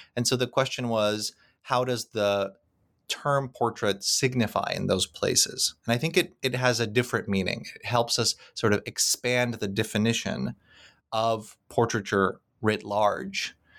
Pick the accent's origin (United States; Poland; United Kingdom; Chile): Poland; Krakow, Lesser Poland; moved away; Krakow, which happens to be my hometown